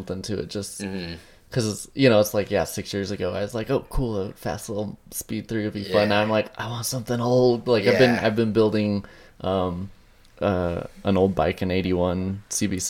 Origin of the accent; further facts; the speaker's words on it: Nephi, Utah, United States; I was raised in Nephi. It's a little small 5,000 person town.